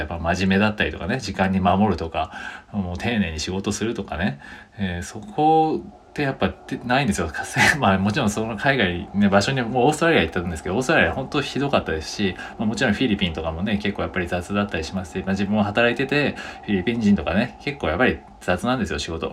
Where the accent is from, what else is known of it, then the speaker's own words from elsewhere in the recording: Japan; first language Japanese; 僕らは日本語のネイティブですけど